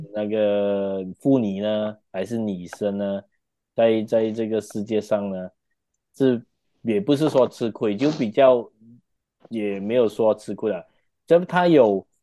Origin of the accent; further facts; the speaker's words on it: Malaysia; 我们马来西亚人